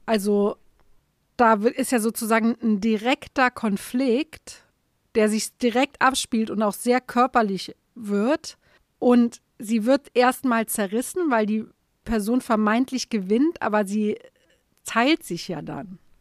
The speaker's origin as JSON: {"language": "German", "region": "Saarland", "country": "Germany", "said": "im Saarland die Häuser zu sehen, wo ich herkomme"}